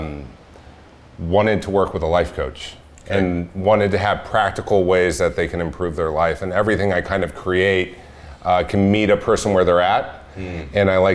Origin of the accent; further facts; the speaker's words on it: Orange County, California, United States; I grew up actually about 5 miles from here, from where we are right now